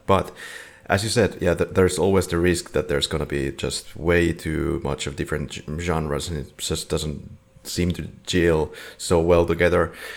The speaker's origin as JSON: {"language": "English", "country": "Finland", "said": "we are from Finland, Finland"}